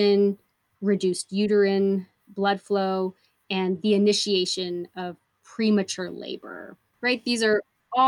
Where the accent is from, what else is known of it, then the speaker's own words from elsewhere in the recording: Portland, Oregon, United States; moved away as an adult; also born or lived in El Paso, Texas; Being born and raised in Portland, Oregon